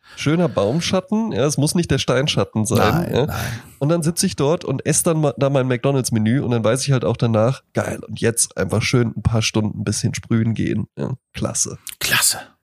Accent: Rhine-Main area, Hesse, Germany; ich komme ja halt aus dem Rhein-Main-Gebiet

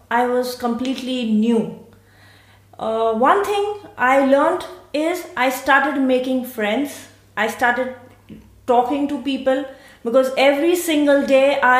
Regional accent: Mumbai, Maharashtra, India; moved away as an adult; also born or lived in Pune; now in Siegen, Germany; I come from India. Uh, I'm born in uh, Mumbai, the city of love, music, and Bollywood. Um, here in Germany, I'm staying in uh, Siegen and I have uh, come one and a half years back

